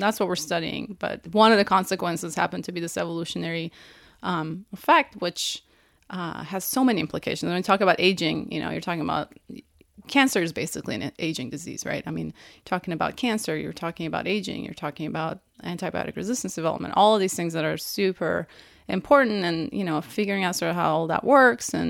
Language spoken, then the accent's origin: English; Iran; moved away; I'm from Iran